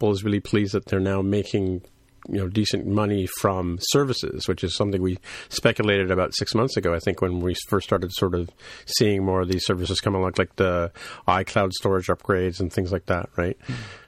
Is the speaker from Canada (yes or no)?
yes; Canada